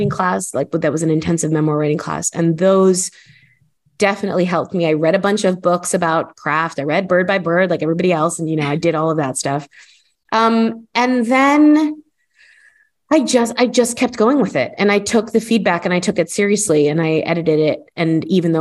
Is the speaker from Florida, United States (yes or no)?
yes; Miami, Florida, United States; moved away as an adult; now in United Kingdom; I am American. I'm from Miami. I grew up in the US and I feel very rooted there